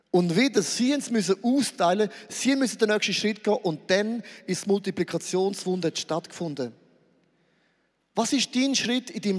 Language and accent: German; Switzerland; Nein, wir sind Schweizer, wir sind immer, immer in Bewegung.